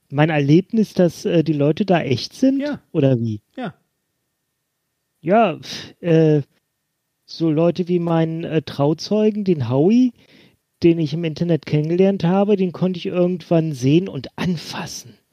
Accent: Bremen, Germany; Nämlich ein Pastor in Bremen, ausgerechnet in meiner Heimatstadt

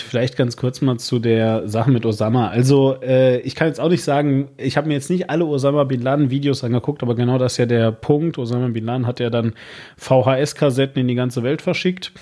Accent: Hagen, North Rhine-Westphalia, Germany; Und ich komme aus der Stadt Hagen.

